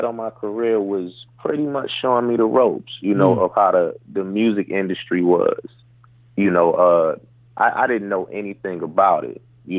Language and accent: English; Detroit, Michigan, United States; I grew up in Detroit, Michigan